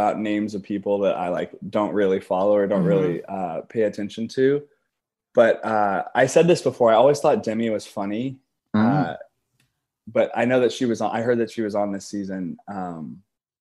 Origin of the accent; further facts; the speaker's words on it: Indianapolis, Indiana, United States; from Indiana